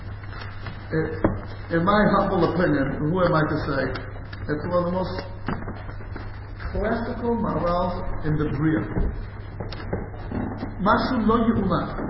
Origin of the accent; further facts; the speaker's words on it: United States; I grew up like that in America